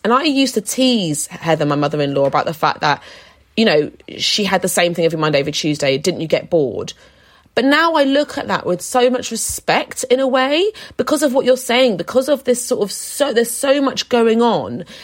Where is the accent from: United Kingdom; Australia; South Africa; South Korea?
United Kingdom; London; I grew up more central in London